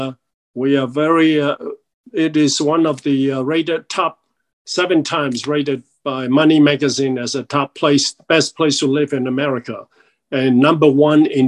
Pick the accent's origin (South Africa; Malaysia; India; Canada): Malaysia; moved away as an adult; also born or lived in Chicago, Illinois; now in United States; I came from Malaysia now. It used to be British Borneo